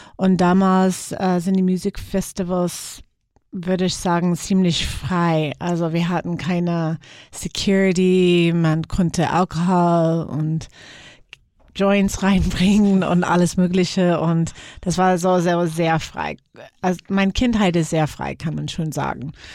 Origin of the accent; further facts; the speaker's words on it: Seattle, Washington, United States; German is a second language; moved away as an adult; also born or lived in Graz; now in Germany; ich bin in Seattle geboren